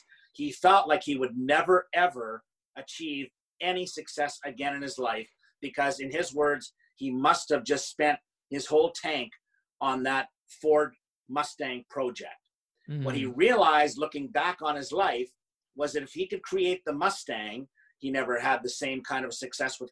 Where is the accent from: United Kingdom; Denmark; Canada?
Canada; I'm Canadian